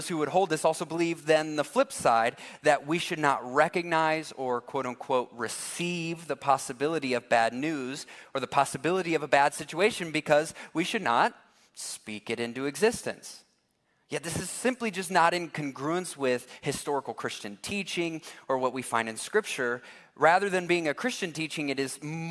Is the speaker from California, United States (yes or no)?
no; Massillon, Ohio, United States; I grew up in Massillon, Ohio, and we love football.